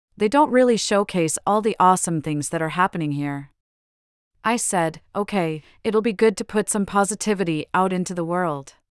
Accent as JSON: {"language": "English", "country": "Nigeria", "said": "I'm Nigerian"}